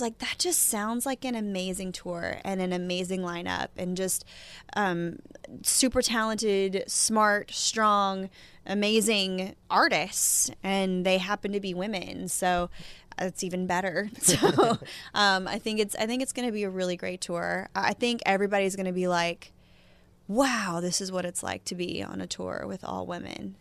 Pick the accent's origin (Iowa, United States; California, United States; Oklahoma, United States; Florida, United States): Oklahoma, United States; moved away; my home growing up in Shakota and, you know, my parents' house